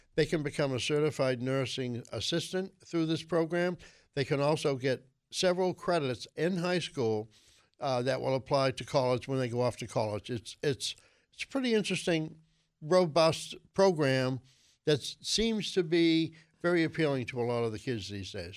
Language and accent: English; Boston, Massachusetts, United States; I grew up in Alston